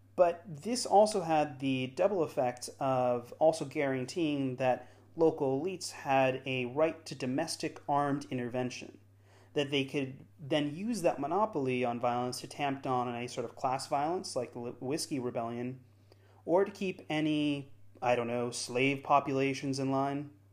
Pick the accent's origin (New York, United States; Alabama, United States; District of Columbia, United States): District of Columbia, United States; Washington; As an American growing up in Washington, D C